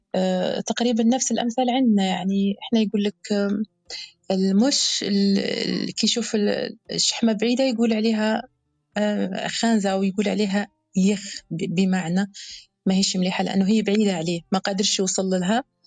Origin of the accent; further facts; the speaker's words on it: Algeria; بلهجة بلهجة بلادنا الجزائر الحبيبة